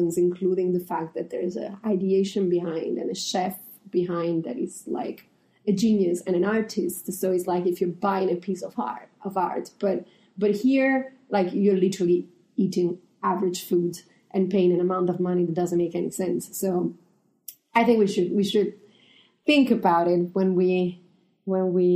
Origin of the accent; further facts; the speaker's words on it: Italy; moved away; I come from Italy